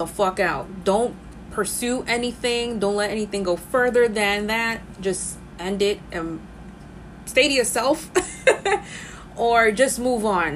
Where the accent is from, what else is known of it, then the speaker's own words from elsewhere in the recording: New York City, New York, United States; I'm from the Bronx, born and raised